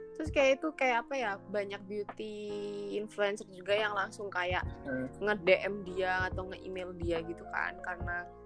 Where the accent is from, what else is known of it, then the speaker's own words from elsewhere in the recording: Java, Indonesia; aku ya orang Jawa